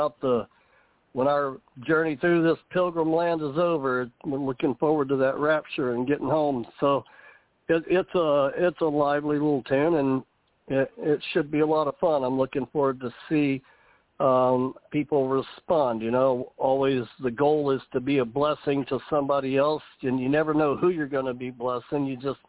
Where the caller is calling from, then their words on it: Savannah, Georgia, United States; I am calling in from Savannah, Georgia, right here on the coast of the Atlantic.